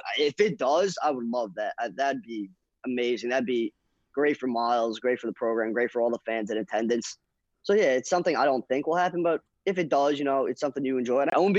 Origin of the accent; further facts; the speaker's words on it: New Jersey, United States; Yeah, because I'm from Jersey.